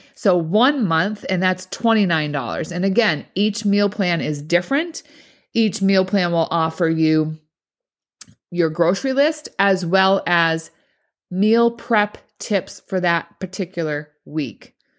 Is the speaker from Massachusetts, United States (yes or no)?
yes; Boston, Massachusetts, United States; accent: Boston; my Boston accent